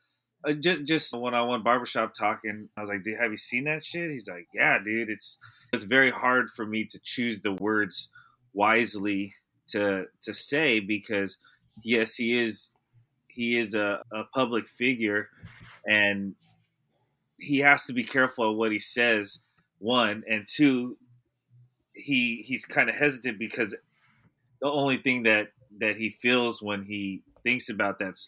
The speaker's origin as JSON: {"language": "English", "area": "the Bay Area", "region": "California", "country": "United States", "said": "We're from the Bay."}